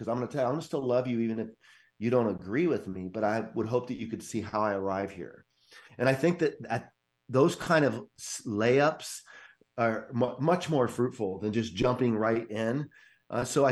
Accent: California, United States; moved away as an adult; also born or lived in North Carolina; I grew up in California

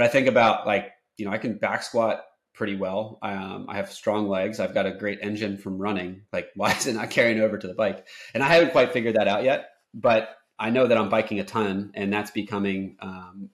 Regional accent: Ocean City, New Jersey, United States; now in Florida, United States; So growing up in Ocean City, New Jersey, where I did, I was in the ocean like since I was born all summer long

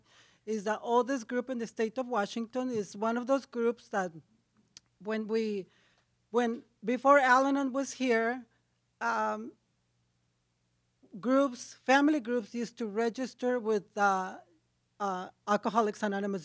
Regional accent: Ensenada, Baja California, Mexico; English is a second language; moved away; I am from Mexico, from Ensenada. It's a drinking town.

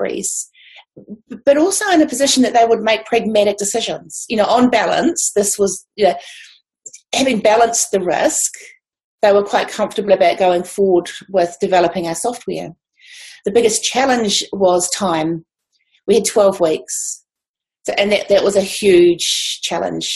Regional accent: Levin, Manawatū-Whanganui, New Zealand; I'm from Horowhenua, which is in Levin, a small town in Levin

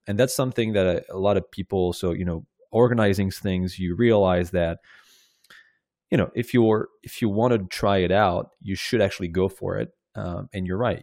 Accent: Rennes, Brittany, France; my hometown in Rennes

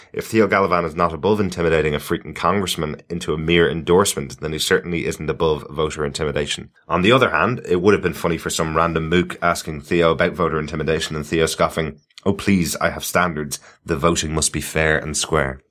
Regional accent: Ireland

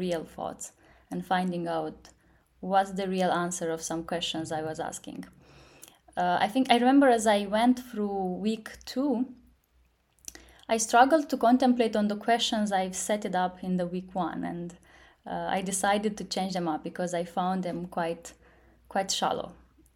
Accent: Moldova; also born or lived in London / Silicon Valley; I'm from Moldova. I'm currently based in Moldova.

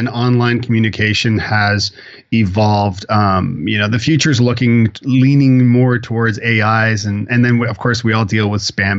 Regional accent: Toronto, Ontario, Canada; moved away as an adult; also born or lived in Ireland; now in Nashville, United States; I am born and bred in Toronto, Canada. I moved to Ireland to find myself and my Irish roots and all that good stuff, being a …, and met my wife there.

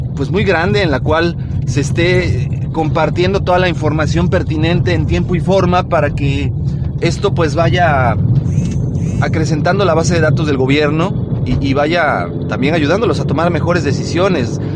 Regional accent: Mexico; como buenos mexicanos

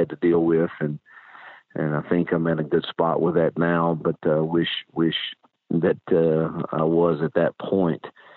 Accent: Mississippi, United States; moved away; my home state that I love and miss dearly

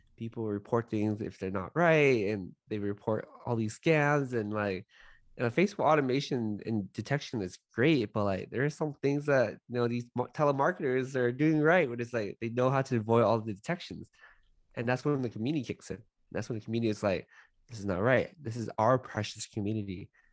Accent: Los Angeles, California, United States; I grew up in San Gabriel Valley, which is next to Monterey Park, in a suburb in Los Angeles

